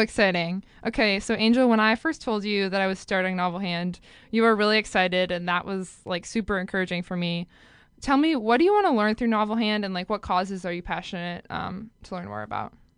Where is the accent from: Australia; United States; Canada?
United States; Minnesota; I'm from Minnesota